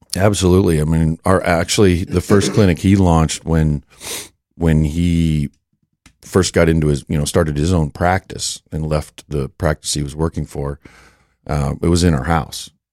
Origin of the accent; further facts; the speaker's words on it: Western South Dakota, United States; moved away; also born or lived in Denton; growing up in Western South Dakota